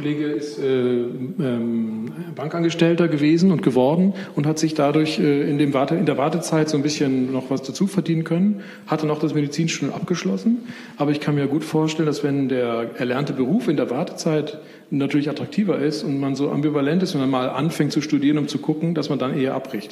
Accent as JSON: {"language": "German", "country": "Spain", "tie": "born or raised there", "also_born_or_lived": "Bavaria", "moved": "yes", "lives_now": "Germany", "said": "Ich bin in Spanien groß geworden"}